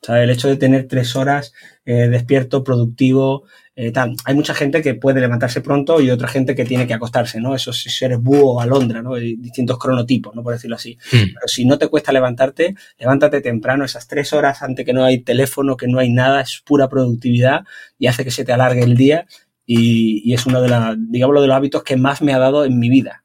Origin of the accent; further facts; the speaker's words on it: Algeciras, Andalusia, Spain; moved away as an adult; now in Málaga, Spain; vivo en Málaga, entonces intento coger, antes yo soy de Algeciras, he vivido mucho tiempo cerquita